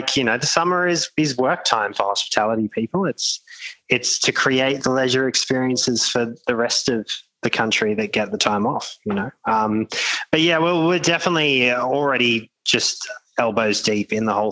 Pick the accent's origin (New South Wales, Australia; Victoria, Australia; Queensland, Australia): New South Wales, Australia; Narrabeen; I'm actually from Narrabeen originally